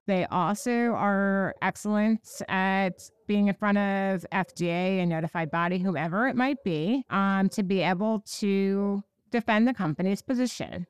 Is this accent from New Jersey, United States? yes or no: yes; Park Ridge, New Jersey, United States; I grew up in New Jersey. I am born and bred in New Jersey